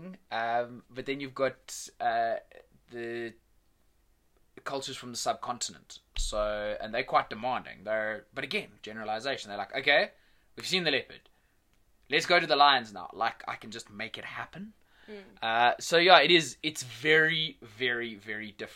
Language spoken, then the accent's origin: English; South Africa; as a South African guide